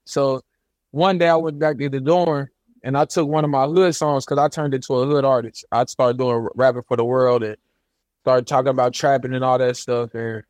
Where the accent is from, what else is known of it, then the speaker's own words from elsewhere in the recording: Dayton, Ohio, United States; Yep. Dayton, Ohio.